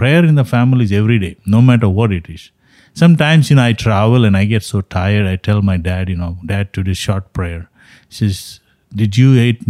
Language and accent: English; Mangalore, Karnataka, India; now in United States; South India, what I'm saying is in Mangalore, my hometown, that's what it is.